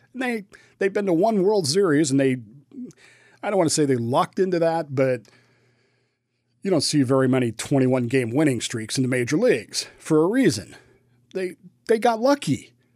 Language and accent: English; Denver, Colorado, United States; moved away; I'm from, I grew up in Denver. I'm not from there, but I, I grew up there